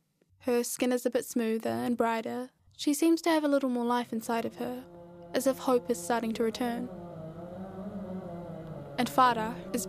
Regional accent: New Zealand; I was like 9 months old when my family migrated here, so I grew up in New Zealand.

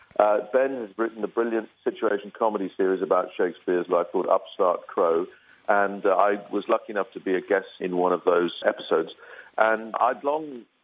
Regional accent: Belfast, Northern Ireland, United Kingdom; born or raised there

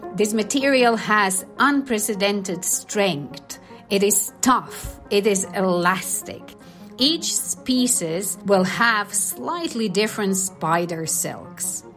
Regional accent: Canary Islands, Spain; now in Cambridge, United Kingdom; I am from the Canary Islands

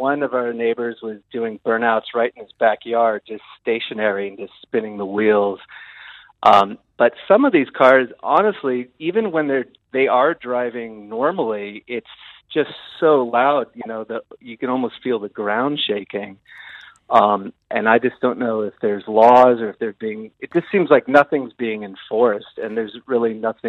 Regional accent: Berkeley, California, United States; now in Gisborne, New Zealand; From Northern California, Berkeley, California.

